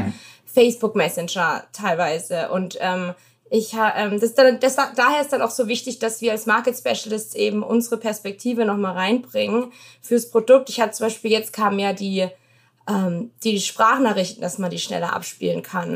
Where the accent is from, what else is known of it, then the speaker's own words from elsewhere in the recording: Baden-Württemberg, Germany; now in United States; Also ich komme aus Baden-Württemberg, da bin ich in 30 Minuten in Frankreich